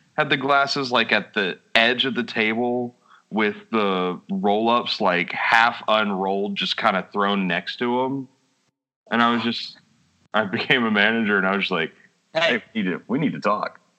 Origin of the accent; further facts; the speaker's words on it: Texas, United States; We're from Texas